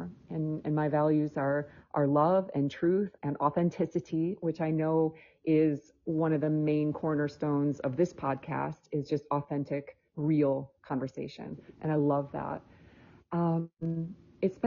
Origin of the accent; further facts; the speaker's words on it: Michigan, United States; moved away; also born or lived in Spain; I was born in Michigan, and I'm actually living back in Michigan right now